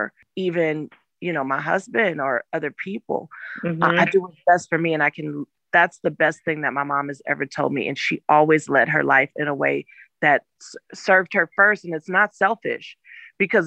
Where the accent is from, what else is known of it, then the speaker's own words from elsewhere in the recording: Inglewood, California, United States; I grew up in Inglewood, California